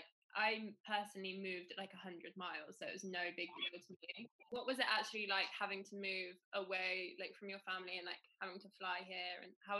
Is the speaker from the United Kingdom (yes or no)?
yes; Bath, South West England, United Kingdom; moved away as an adult; now in London, United Kingdom; I'm from Bath originally, which is like, it's obviously still in England, but it's in the countryside. And living in London